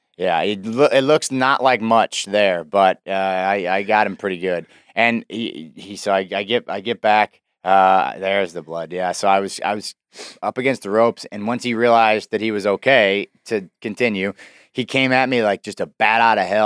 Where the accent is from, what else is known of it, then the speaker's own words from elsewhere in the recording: Davenport, Iowa, United States; my hometown in downtown Davenport